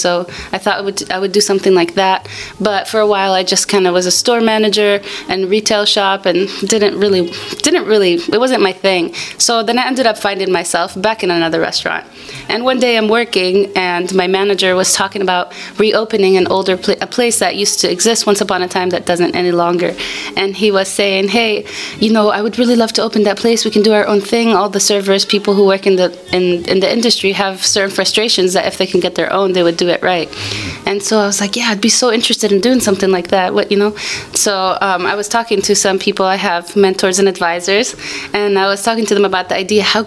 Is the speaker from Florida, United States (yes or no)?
yes; Miami, Florida, United States; moved away as an adult; also born or lived in Jerusalem / Cleveland; now in Santa Barbara, United States; I was born and raised in Florida